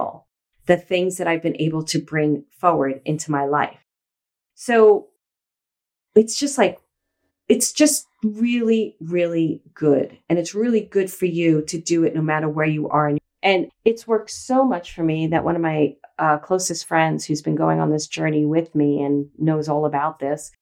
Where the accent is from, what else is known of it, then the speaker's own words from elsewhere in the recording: New York City, New York, United States; moved away; also born or lived in Los Angeles, California; I grew up in Brooklyn